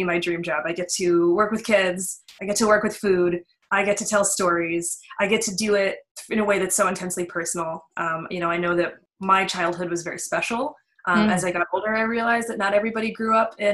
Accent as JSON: {"language": "English", "region": "Western Pennsylvania", "country": "United States", "tie": "born or raised there", "said": "I grew up in Western Pennsylvania. I was born and raised there"}